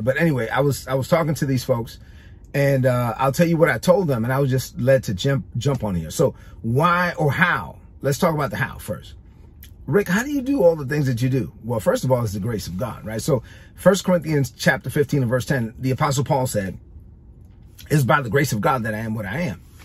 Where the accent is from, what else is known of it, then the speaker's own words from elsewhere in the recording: New York City, New York, United States; I'm a Dominican kid from Brooklyn. I grew up in East New York, Brooklyn.